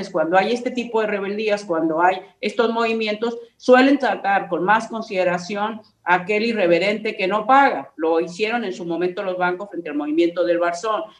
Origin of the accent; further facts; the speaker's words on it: Mexico; todos los mexicanos somos iguales